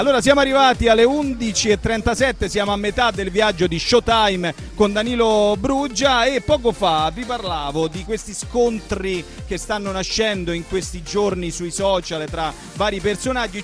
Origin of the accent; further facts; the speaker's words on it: Rome, Lazio, Italy; noi romani